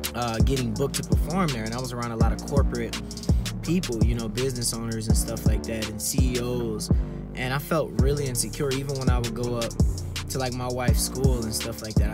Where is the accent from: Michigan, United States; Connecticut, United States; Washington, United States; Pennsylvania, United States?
Michigan, United States; Detroit; I grew up in Detroit in the times where it was really rough